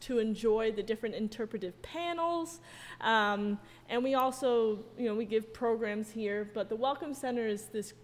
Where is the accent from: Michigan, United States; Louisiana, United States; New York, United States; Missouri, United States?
New York, United States; central; I am a New York native. I come from central New York.